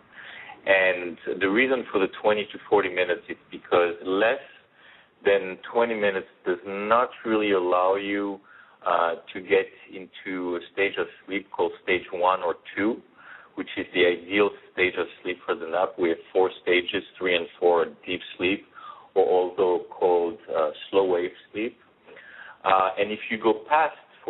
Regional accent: United States; as an American

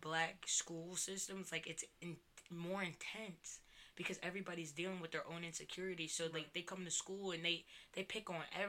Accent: Cherry Hill, New Jersey, United States; also born or lived in Mount Laurel, New Jersey; I grew up in Cherry Hill and Mount Laurel. Like, they're predominantly white. You know, I was always used to being, like, the only, like, the token black.

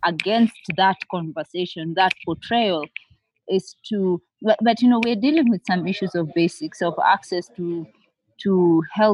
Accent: Nairobi, Kenya; I am from Nairobi, Kenya

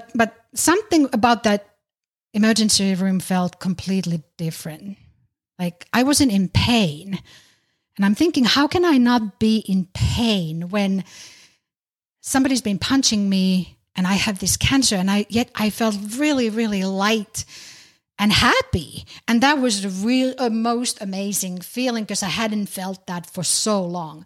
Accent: Finland; now in United States; I'm originally from Finland, currently living in the U.S.

